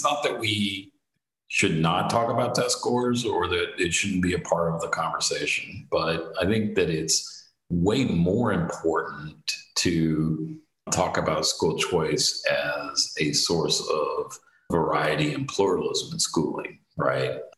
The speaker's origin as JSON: {"language": "English", "country": "United States", "said": "I'm an American"}